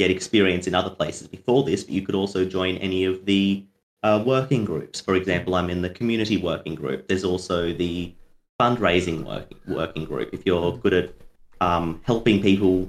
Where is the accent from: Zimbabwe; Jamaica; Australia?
Australia